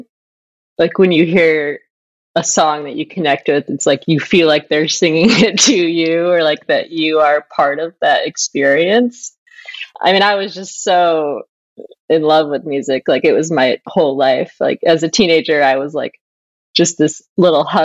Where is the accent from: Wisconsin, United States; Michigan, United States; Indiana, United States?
Michigan, United States; Flint; I was born in Flint, Michigan to a very blue collar family in the auto industry.